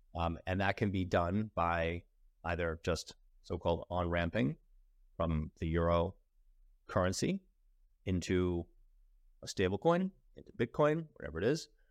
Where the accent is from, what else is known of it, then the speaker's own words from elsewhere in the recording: United States; I'm American